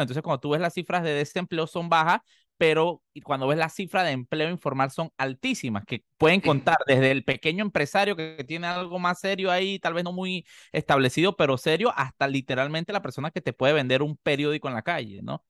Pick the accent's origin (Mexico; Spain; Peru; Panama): Panama; como panameños